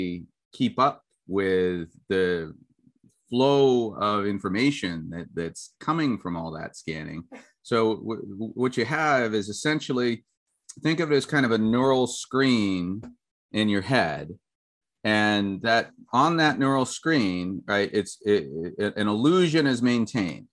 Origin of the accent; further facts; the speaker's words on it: United States; when I grew up in the States